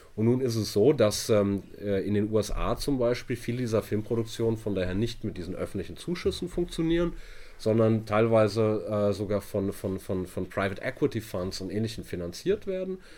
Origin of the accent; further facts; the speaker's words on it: Hamburg, Germany; also born or lived in Italy; da bin ich aus Hamburg